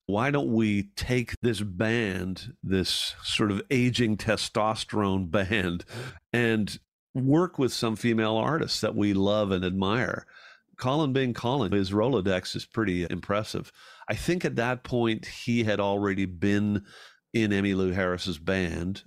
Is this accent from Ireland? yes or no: yes; Ireland; now in Canada; Growing up in Ireland